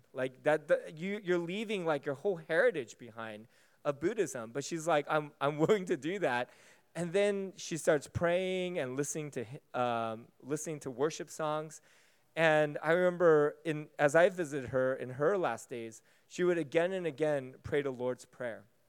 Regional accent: United States; Being American

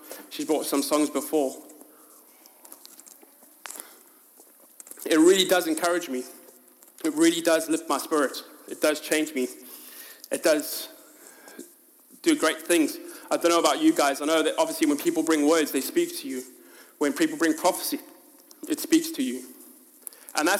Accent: South Africa; now in United Kingdom; My identity is not actually that I'm South African. Yes, it says it on my passport

